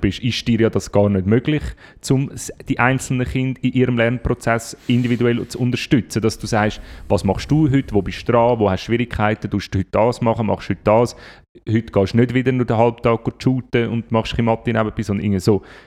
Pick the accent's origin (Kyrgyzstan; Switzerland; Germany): Switzerland; bei uns in der Schweiz